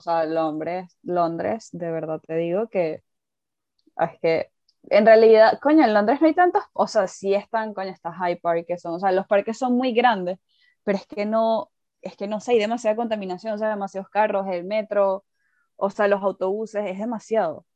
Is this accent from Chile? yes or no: no; Venezuela; moved away as an adult; now in United Kingdom; yo vengo de Venezuela